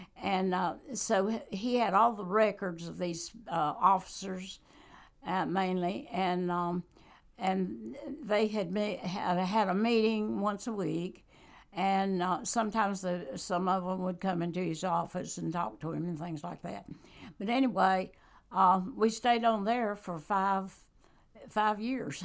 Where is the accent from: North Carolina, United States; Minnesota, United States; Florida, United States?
North Carolina, United States; Randolph County; also born or lived in Guilford County, North Carolina; I just grew up on a farm where my dad raised wheat